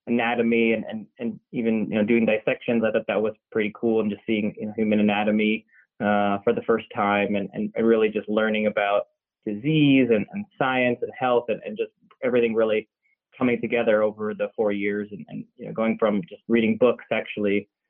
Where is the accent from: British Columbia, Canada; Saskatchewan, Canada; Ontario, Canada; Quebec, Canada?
Ontario, Canada; Toronto; moved away as an adult; now in Los Angeles, United States; it's where I grew up, and I was there until I came to the States for medical school